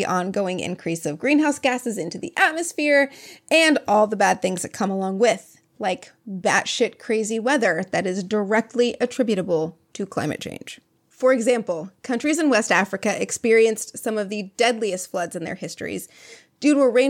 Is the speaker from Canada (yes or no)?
yes; Canada; So growing up in the Great White North, so apparently I was scared of Ebola.